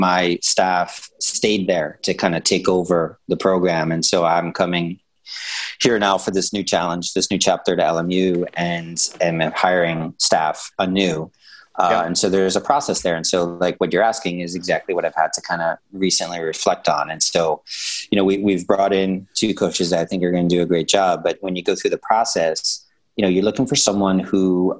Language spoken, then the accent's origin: English; New York City, New York, United States; I'm from New York and Brooklyn and everything.